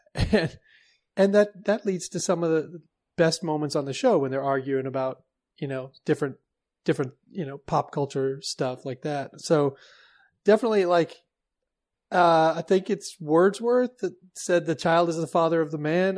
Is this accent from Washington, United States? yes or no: yes; Seattle, Washington, United States; I was born in Seattle